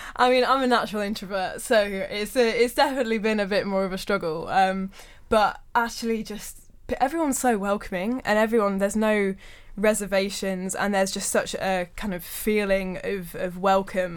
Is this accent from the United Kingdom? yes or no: yes; Birmingham, West Midlands, United Kingdom; back to my hometown of Birmingham.